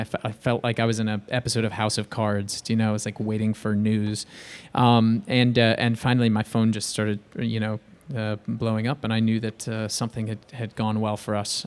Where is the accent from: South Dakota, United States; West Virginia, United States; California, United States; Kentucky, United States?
California, United States; Bay Area; I grew up in, I grew up in the Bay Area